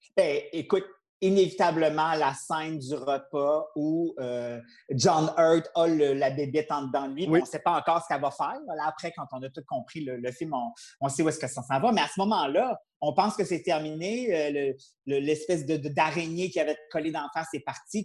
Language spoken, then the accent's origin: French; Quebec City, Quebec, Canada; je viens de Québec, j'habitais Beauport, puis il y avait un cinéma à tous les dimanches à la salle paroissiale